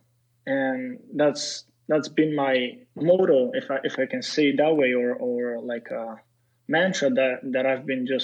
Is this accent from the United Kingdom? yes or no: no; Serbia; English is a second language; moved away as an adult; also born or lived in Slovak ethnicity; now in United States; I come from Serbia